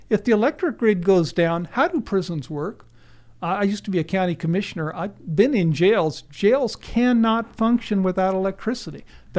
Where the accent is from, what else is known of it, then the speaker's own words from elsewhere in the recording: Lincoln, Nebraska, United States; I grew up in Lincoln, Nebraska, 60 miles from Offutt Air Force Base Strategic Air Command headquarters, one of the top nuclear targets.